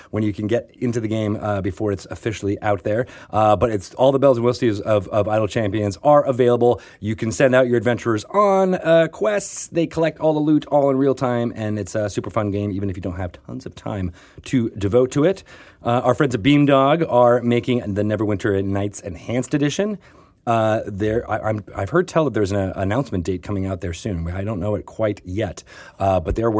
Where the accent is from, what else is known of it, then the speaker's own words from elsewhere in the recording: Connecticut, United States; where I grew up in Connecticut